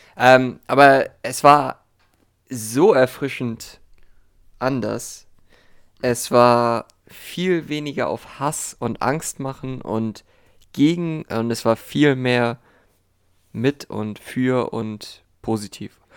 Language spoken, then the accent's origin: German; Germany; bei uns in Deutschland